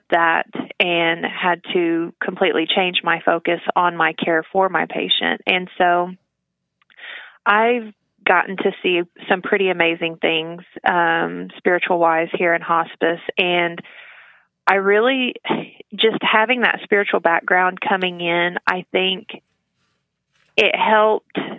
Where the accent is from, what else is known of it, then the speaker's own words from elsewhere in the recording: Tahlequah, Oklahoma, United States; I was born and raised here in Tahlequah